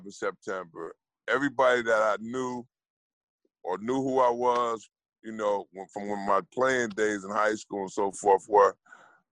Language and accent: English; Newark, New Jersey, United States; moved away as an adult; now in Los Angeles, United States; I grew up in Newark, New Jersey, in the bricks